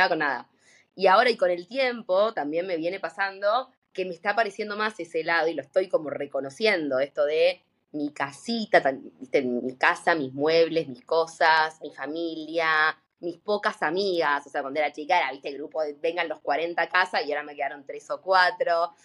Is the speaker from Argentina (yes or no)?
yes; Buenos Aires, Argentina; also born or lived in Costa Rica / Panama; soy de Buenos Aires, no, hace siete años cuando me recibí me fui a vivir a Centroamérica un tiempo